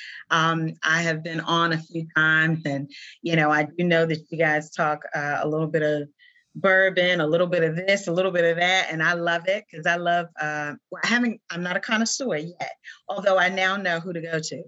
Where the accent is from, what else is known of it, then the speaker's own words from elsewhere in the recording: South Carolina, United States; moved away; my home state of South Carolina, where I'm originally from